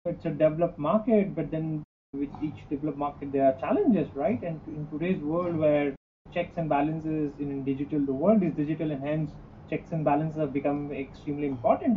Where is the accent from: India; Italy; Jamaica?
India; moved away as an adult; also born or lived in Mumbai, India / Tokyo, Japan / Singapore; I'm originally from from India